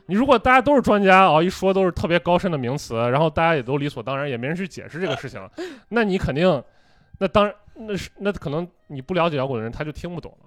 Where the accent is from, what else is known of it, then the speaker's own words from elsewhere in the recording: Xi'an, Shaanxi, China; accent: Shaanxi; 但是我作为同样是西安人，我一听就能听出来我也是，我那个上味儿大